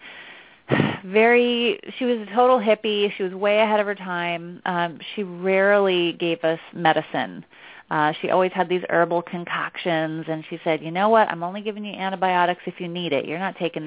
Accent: outside of Portland, Oregon, United States; now in New York City, United States; I live in New York City and I grew up outside of Portland, Oregon.

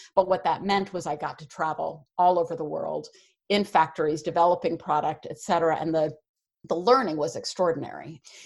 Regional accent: Westchester, New York City suburbs, United States; I grew up in the New York City suburbs in Westchester

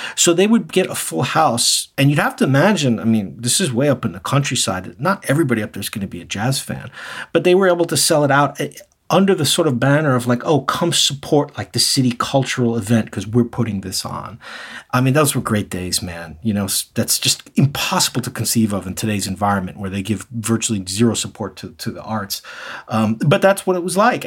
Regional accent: New York City, New York, United States; now in Japan; I'm originally from New York City

